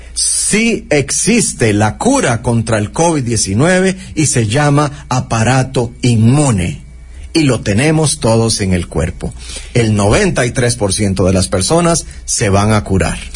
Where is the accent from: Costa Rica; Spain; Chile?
Costa Rica; como costarricenses